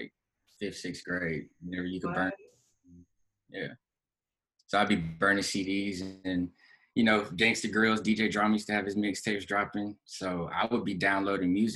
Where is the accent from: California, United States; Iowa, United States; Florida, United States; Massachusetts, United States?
Florida, United States; where I grew up in Florida